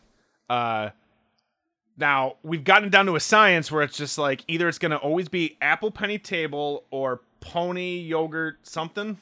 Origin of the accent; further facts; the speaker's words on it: Midwest, United States; I'm from the Midwest